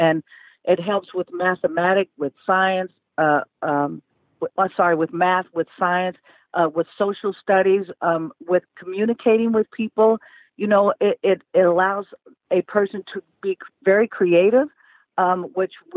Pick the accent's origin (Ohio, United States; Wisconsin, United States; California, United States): California, United States; Oakland; moved away; we then started Elevate Oakland, and I went back to my hometown, and we started helping public schools in the Bay Area